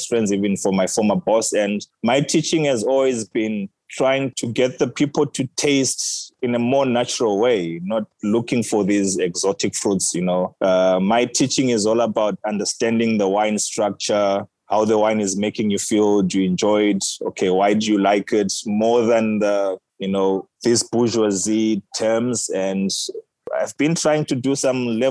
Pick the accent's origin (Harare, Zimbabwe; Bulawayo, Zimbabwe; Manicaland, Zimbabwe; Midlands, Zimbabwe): Harare, Zimbabwe; moved away as an adult; now in South Africa; what I grew up eating back in Zimbabwe